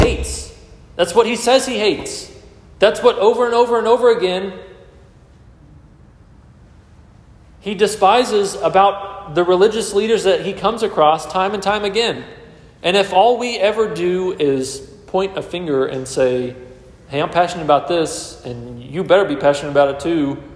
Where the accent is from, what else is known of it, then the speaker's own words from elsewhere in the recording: Texas, United States; I was born in Texas